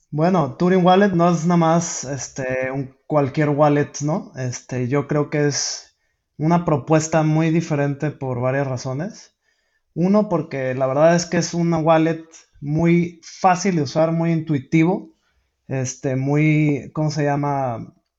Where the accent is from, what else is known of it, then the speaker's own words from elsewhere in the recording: Mexico; yo soy de México